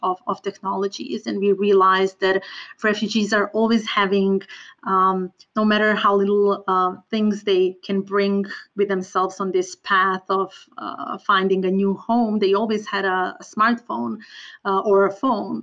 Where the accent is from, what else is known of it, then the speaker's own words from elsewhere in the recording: Serbia; moved away; I am originally from Balkans, from Serbia, and I truly believe that my personal background affected my choice of work a lot. I grew up in an area that was impacted by different wars and conflicts